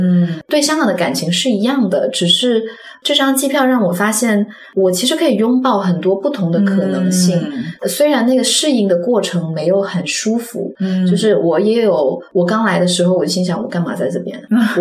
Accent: Guangzhou, Guangdong, China; moved away as an adult; also born or lived in Hong Kong; now in Singapore; 从一个在广州土生土长跟爸妈一起生活很多年的人

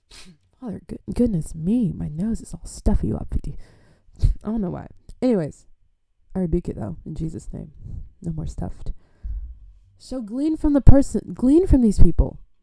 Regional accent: Adelaide, South Australia, Australia; I'm from Adelaide, Australia.

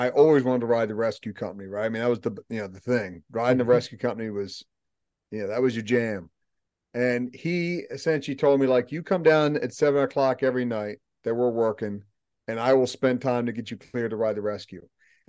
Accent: Baltimore, Maryland, United States; So, as a kid, I grew up in the Baltimore area, and you would think, being Sicilian Irish

